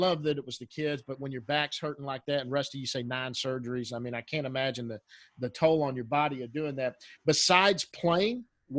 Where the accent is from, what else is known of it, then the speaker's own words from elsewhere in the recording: Dallas, Texas, United States; grew up a Ranger fan and from Texas.